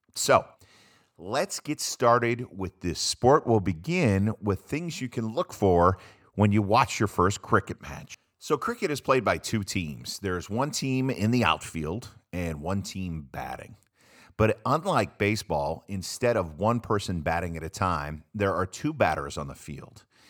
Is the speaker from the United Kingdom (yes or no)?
no; United States; I'm an American